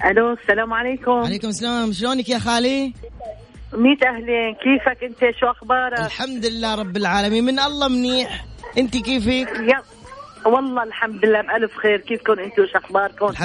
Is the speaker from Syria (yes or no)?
yes; Aleppo, Aleppo Governorate, Syria; now in Tabuk, Saudi Arabia; من حلب من حلب